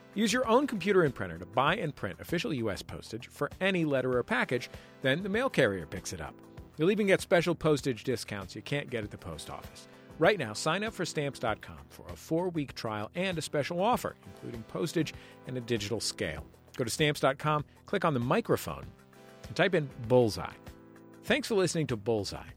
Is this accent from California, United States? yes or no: yes; San Francisco, California, United States; now in Los Angeles, United States; I'm from San Francisco